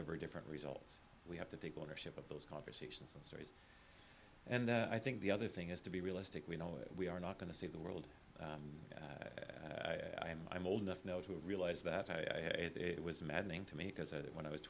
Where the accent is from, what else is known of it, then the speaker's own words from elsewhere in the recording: Calgary, Alberta, Canada; When I was a kid growing up in Calgary